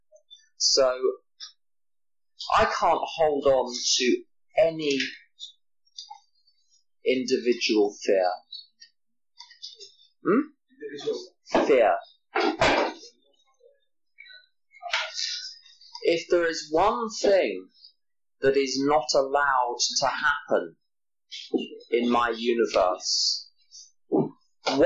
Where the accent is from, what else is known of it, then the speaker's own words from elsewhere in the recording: England, United Kingdom; I'm from England